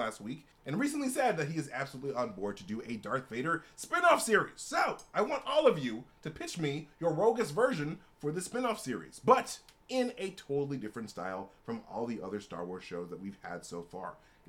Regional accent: Alabama, United States; Ship Luke and Leia, actually. I'm from Alabama.

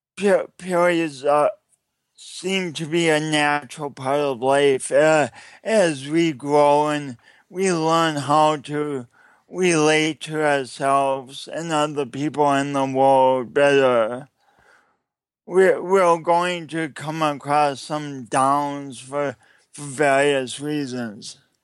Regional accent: Sioux Falls, South Dakota, United States; I'm from Sioux Falls, South Dakota. But this is not a Midwestern accent.

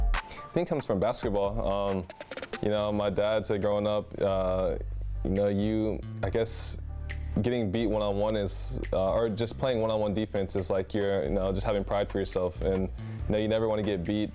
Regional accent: United States; now in Europe

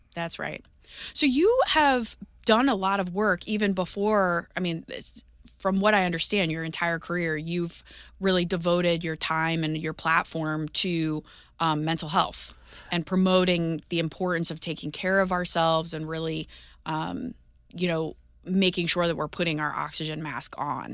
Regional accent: St. Louis, Missouri, United States; moved away as an adult; growing up in Saint Louis

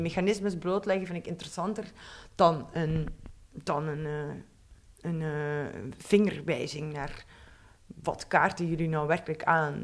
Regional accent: Belgian Limburg, Flanders, Belgium; moved away; ik kom van Belgisch Limburg

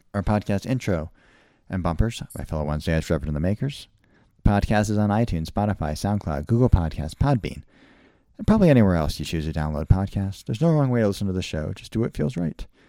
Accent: Wethersfield, Connecticut, United States; now in Utah, United States; I grew up in Wethersfield, Connecticut

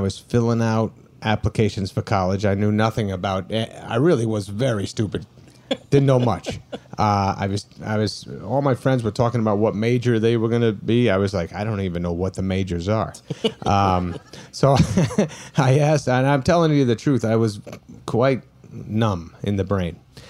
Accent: Brooklyn, New York, United States; We're from Brooklyn, New York. Yes, there's Brooklyn people here. This feels very Brooklyn, doesn't it?

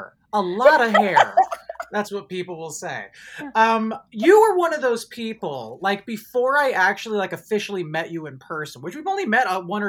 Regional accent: Marin County, Bay Area, California, United States; now in Los Angeles, United States; I'm from Marin County.

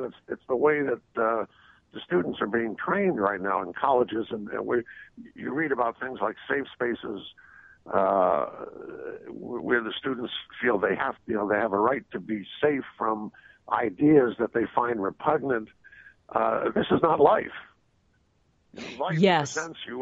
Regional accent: New York City, New York, United States; I grew up in Brooklyn, and that's where I learned on the street.

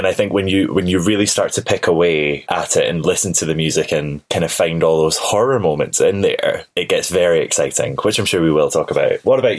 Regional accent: United Kingdom; because we're British.

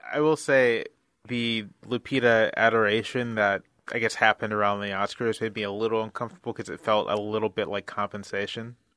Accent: Virginia Beach, Virginia, United States; now in Washington, D.C., United States; I'm from Virginia Beach, Virginia

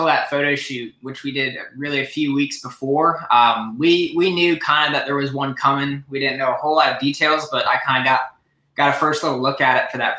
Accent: Columbia, South Carolina, United States; I'm from Columbia, South Carolina.

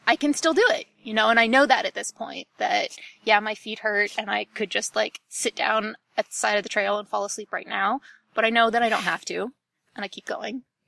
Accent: Ohio, United States; now in Ann Arbor, United States; I grew up in Ohio. I currently live in Ann Arbor, Michigan.

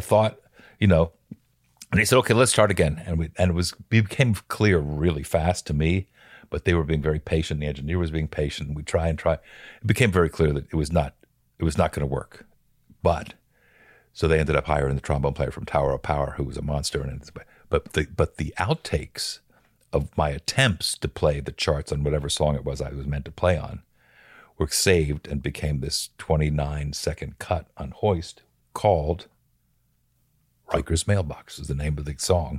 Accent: Bethlehem, Pennsylvania, United States; I grew up in Bethlehem, Pennsylvania

